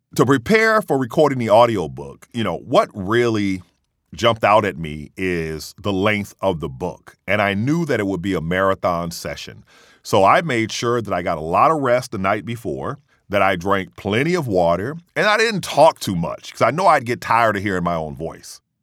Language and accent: English; Mississippi, United States; I said, in Mississippi